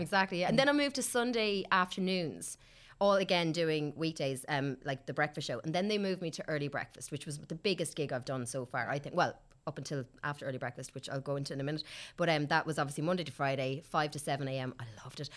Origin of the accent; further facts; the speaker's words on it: Kilkenny, Leinster, Ireland; moved away as an adult; also born or lived in Australia; now in Dublin, Ireland; I'm from Kilkenny originally